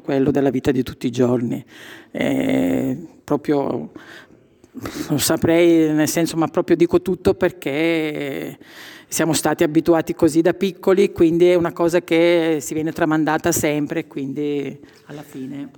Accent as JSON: {"language": "Italian", "area": "province of Trapani", "region": "Sicily", "country": "Italy", "moved": "as an adult", "lives_now": "Brescia, Italy", "said": "essendo siciliana, è un nome comune da noi"}